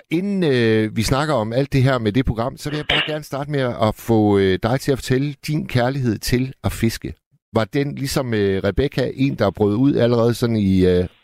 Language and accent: Danish; Hirtshals, North Denmark Region, Denmark; Jeg er fra Hirtshals.